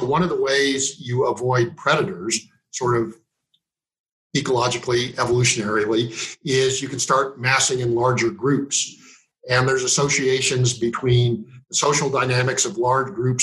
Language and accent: English; Meeteetse, Wyoming, United States; I'm originally from Meteetse, Wyoming, and currently living in Meteetse